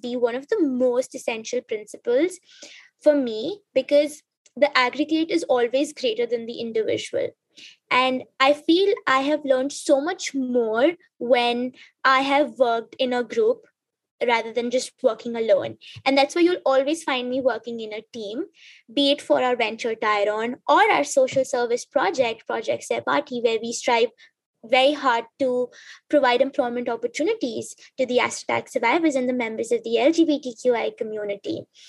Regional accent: South Africa; also born or lived in Tanzania; So growing up in South Africa and Tanzania, I was constantly told one thing

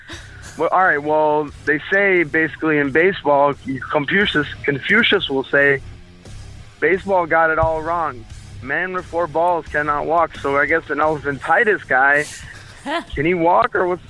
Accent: Chicago, Illinois, United States; I'm calling from Chi-Town. It's my town.

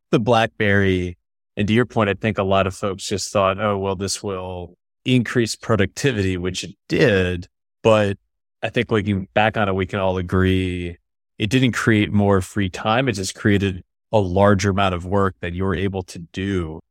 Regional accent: upstate New York, United States; I'm from upstate New York

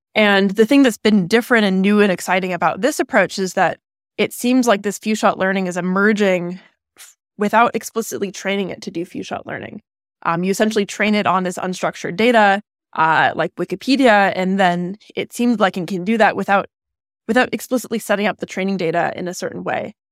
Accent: California, United States; I grew up in California, um, about an hour east of where I am right now

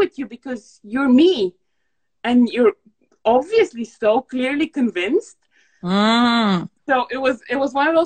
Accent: Bulgaria; now in United Kingdom; I'm originally Bulgarian

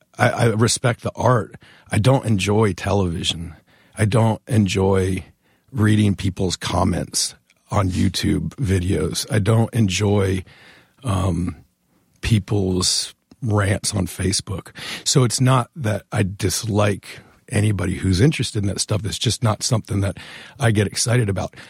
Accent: Northern Virginia, United States; moved away as an adult; now in Richmond, United States; I grew up in Northern Virginia and have been living in Richmond essentially since that show

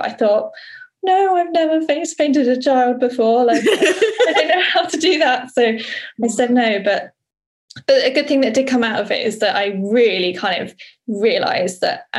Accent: Somerset, South West England, United Kingdom; moved away as an adult; also born or lived in London; where I grew up in Somerset

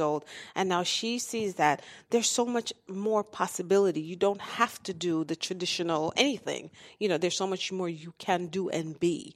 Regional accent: Jamaica; I'm from Jamaica, so that's, that's home.

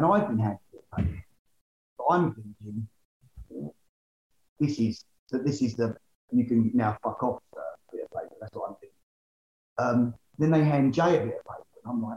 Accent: Essex, East of England, United Kingdom; I'm from Essex.

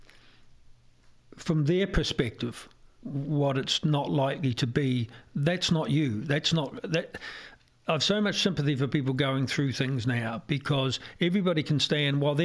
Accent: Ireland; also born or lived in New Zealand

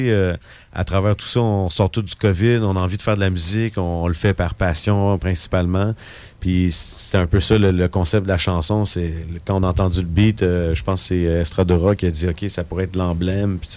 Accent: Terrebonne, Quebec, Canada; fait que c'est ça, moi je viens de Terrebonne aussi.

